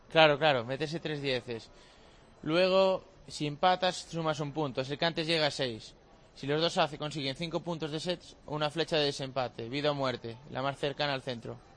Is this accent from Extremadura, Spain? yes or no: no; Cedeira, Galicia, Spain; lugar allí de Cedeira, de mi pueblo